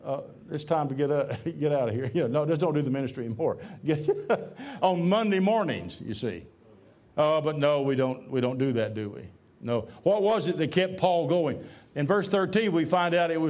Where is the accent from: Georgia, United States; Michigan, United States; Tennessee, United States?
Tennessee, United States; I'm from Tennessee